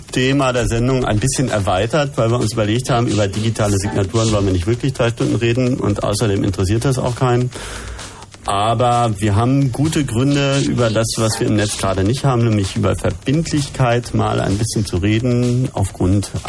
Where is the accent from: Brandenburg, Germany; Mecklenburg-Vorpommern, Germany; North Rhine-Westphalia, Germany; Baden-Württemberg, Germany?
North Rhine-Westphalia, Germany; Bergisch Gladbach; Bergisch Gladbach. Wunderbaren Rheinland.